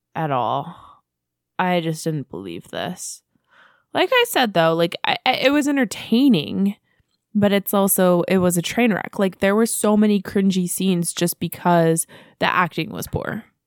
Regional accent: United States; us being American

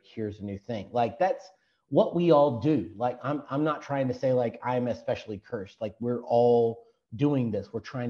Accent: Texas, United States

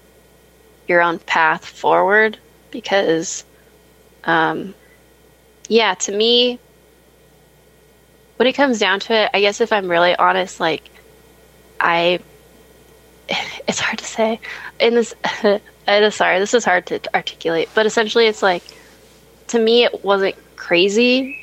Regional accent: United States; being an American

